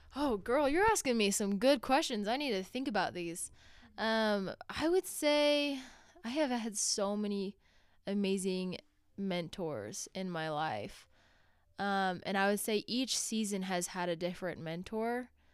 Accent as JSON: {"language": "English", "town": "Orem", "region": "Utah", "country": "United States", "tie": "born or raised there", "said": "I grew up in Orem, Utah, not too far from here."}